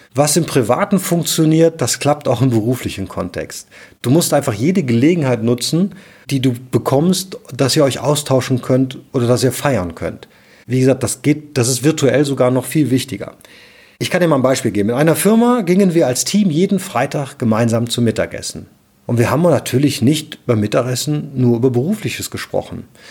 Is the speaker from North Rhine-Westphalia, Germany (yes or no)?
yes; Cologne, North Rhine-Westphalia, Germany; ich komme aus Köln